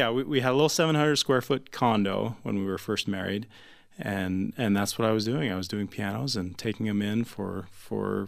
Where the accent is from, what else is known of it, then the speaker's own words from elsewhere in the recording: Chicago suburbs, Illinois, United States; I grew up in the suburbs